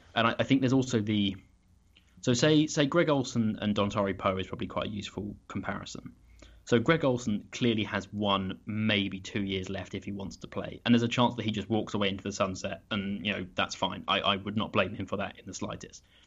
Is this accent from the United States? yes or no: no; United Kingdom